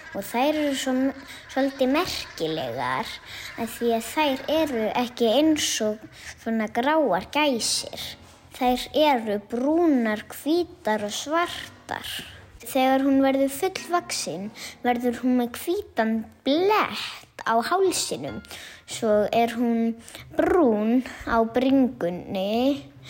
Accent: Álftanes, Capital Region, Iceland; ég er frá Ofldanesinu sem er á höfuborgarsvæðinu

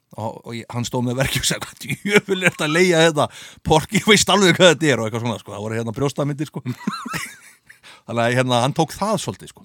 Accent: Reykjavík, Capital Region, Iceland; ég flytti upp í Selos

